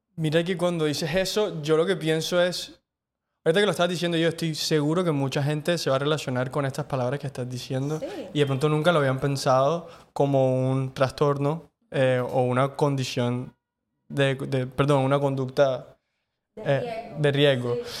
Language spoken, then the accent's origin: Spanish; Cartagena, Bolívar, Colombia; creciendo también en Cartagena, como creo que crecimos todos